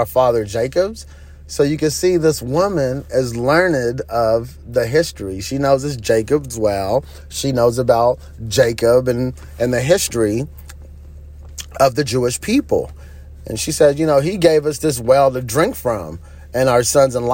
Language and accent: English; Nigeria; I grew up in Nigeria, and in certain parts, you did have to walk.